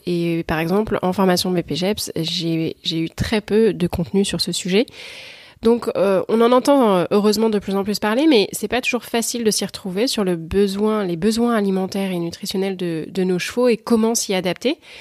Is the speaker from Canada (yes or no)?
no; France; en tant que Français